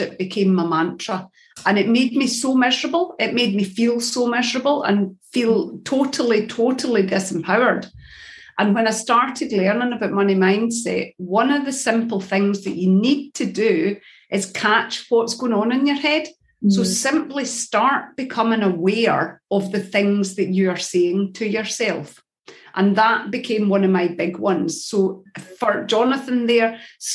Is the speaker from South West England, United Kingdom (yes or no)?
no; Scotland, United Kingdom; I'm a Scottish